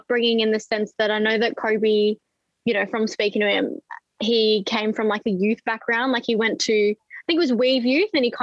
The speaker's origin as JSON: {"language": "English", "region": "Northern Territory", "country": "Australia", "tie": "born or raised there", "said": "I grew up in the Northern Territory"}